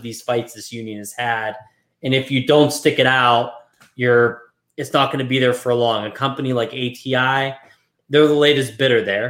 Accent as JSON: {"language": "English", "town": "Brackenridge", "region": "Pennsylvania", "country": "United States", "tie": "born or raised there", "said": "my hometown is from one of the areas that's striking in Brackenridge"}